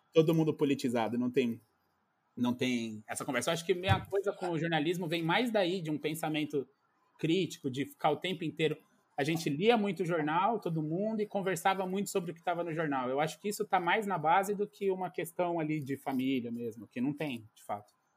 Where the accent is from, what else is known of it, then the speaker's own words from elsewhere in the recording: São Paulo, Brazil; sou de São Paulo, mas nasci, nasci na periferia de São Paulo, em Pirituba. Aí morei um pouco também num outro bairro chamado Morro Doce